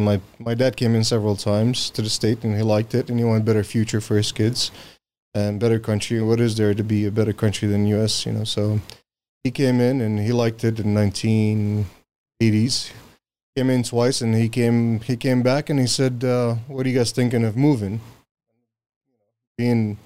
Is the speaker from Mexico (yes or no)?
no; Syria; now in United States; I'm from Syria.